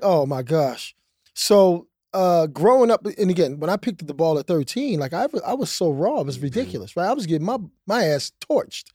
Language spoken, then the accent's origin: English; East Coast, United States; moved away as an adult; also born or lived in Houston; I'm a East Coast kid.